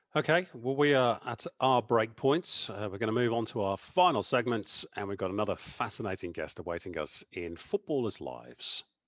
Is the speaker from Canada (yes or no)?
no; England, United Kingdom; as an Englishman